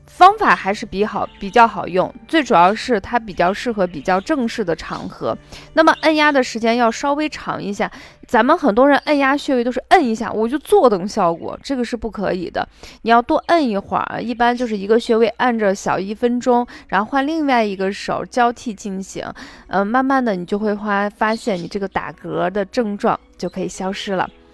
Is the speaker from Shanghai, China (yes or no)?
no; Shaanxi, China; accent: Shaanxi dialect; 这个柿地我们陕西话叫柿子板